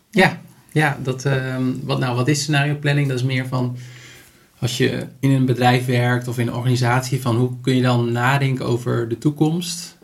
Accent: Netherlands; als Nederlander

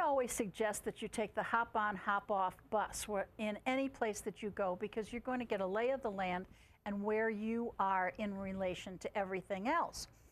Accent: Chicago, Illinois, United States; I'm from Chicago, a near nearby city, and yes, it's pretty cold over there.

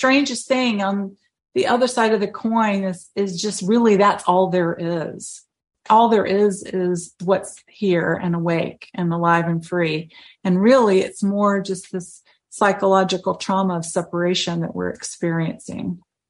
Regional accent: the South, United States; But I'm from the South.

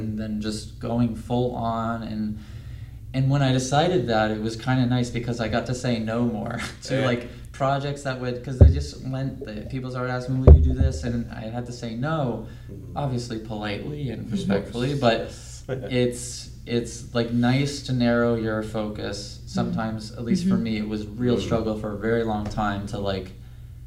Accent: Clearwater, Florida, United States; moved away as an adult; also born or lived in Gainesville, Florida; now in Los Angeles, United States; I'm originally from Clearwater, Florida

